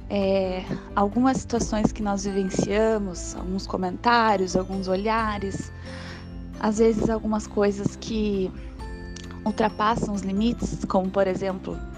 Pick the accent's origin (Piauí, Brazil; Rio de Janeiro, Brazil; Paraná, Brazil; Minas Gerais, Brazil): Paraná, Brazil; Curitiba; tenho 24 anos, sou de Curitiba, Paraná